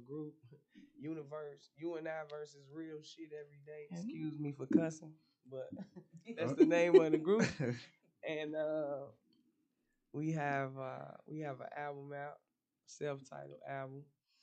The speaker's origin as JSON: {"language": "English", "town": "Oklahoma City", "region": "Oklahoma", "country": "United States", "tie": "born or raised there", "said": "I was born in Oklahoma City"}